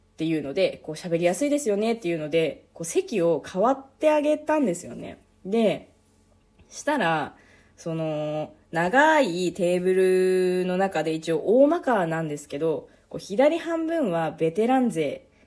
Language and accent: Japanese; eastern Hokkaido, Japan; now in Sapporo, Japan; うちの実家は北海道の道東の方